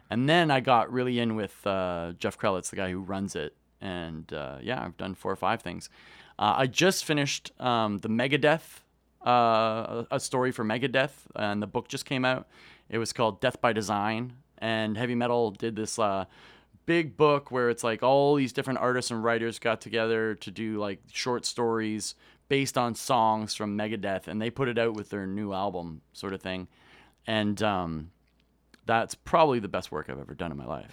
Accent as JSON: {"language": "English", "town": "Kitchener", "region": "Ontario", "country": "Canada", "tie": "born or raised there", "said": "I grew up in, uh, a town called Kitchener-Waterloo that's about an hour west of Toronto."}